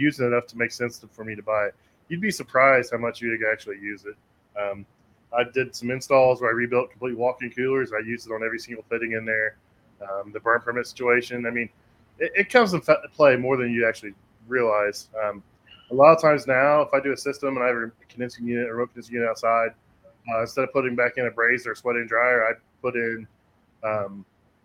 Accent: Anderson, Indiana, United States; born or raised there

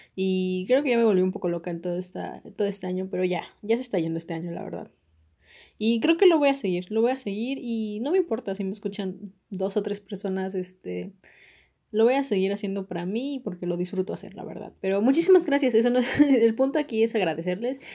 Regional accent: Mexico; soy mexicana

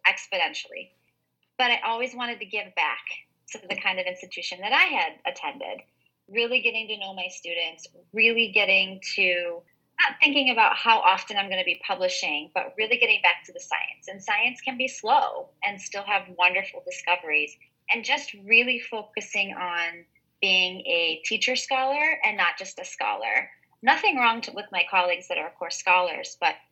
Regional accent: Ohio, United States; moved away as an adult; now in Vermont, United States; I grew up in Ohio, I grew up in the Midwest

